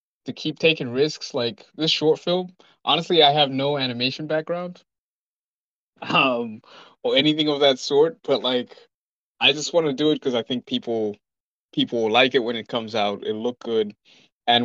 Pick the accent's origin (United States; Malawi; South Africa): Malawi; moved away; I'm from Malawi, so I've lived a different life than most people here